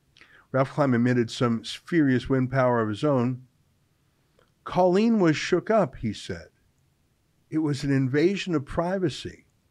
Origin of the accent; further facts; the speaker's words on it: Calgary, Alberta, Canada; moved away; I'm from Calgary originally.